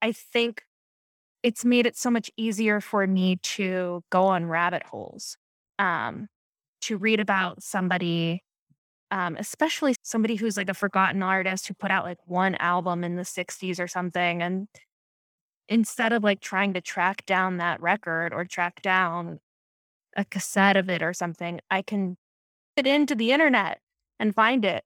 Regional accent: Camp Hill, Pennsylvania, United States; I grew up in, um, Pennsylvania near Harrisburg, um, Camp Hill, Pennsylvania, tiny, tiny suburb

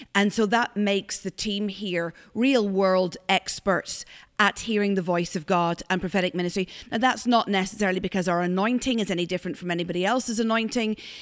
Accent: Ireland; now in Glasgow, United Kingdom; I'm Irish

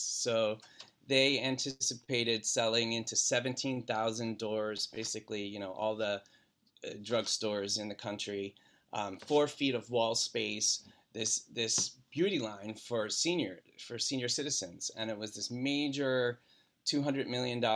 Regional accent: outside of Philadelphia, Pennsylvania, United States; moved away as an adult; also born or lived in Michigan; I grew up in Pennsylvania, outside of Philadelphia

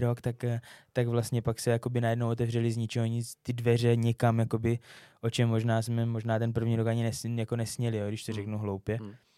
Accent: Czechia; moved away as an adult; also born or lived in Finland / Kazakhstan; byl jsem jako Čech, který je ve Finsku

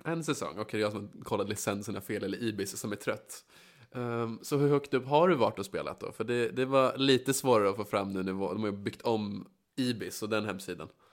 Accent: Västerås, Västmanland, Sweden; jag är uppvuxen på Bäckby

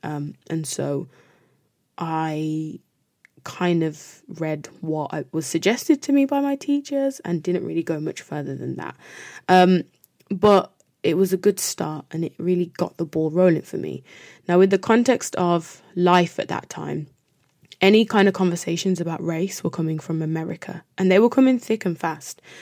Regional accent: United Kingdom; as Black British people

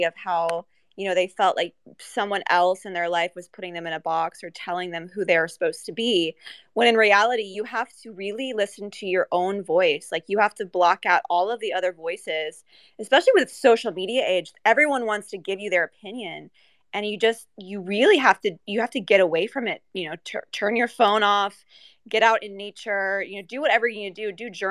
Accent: United States; I'm from America

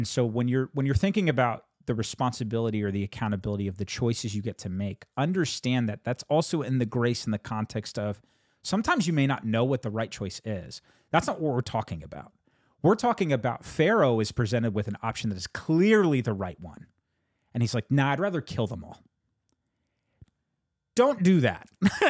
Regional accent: United States; born there; I was born in 1986 in the United States of America. And I feel like the culture that I inherited and the culture that I've grown up

